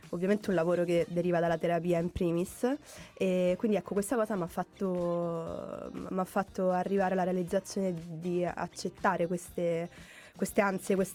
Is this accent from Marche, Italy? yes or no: no; Rome, Lazio, Italy; vengo da Roma, dove comunque i mezzi pubblici non è che li possiamo usare tantissimo perché ce ne sono pochi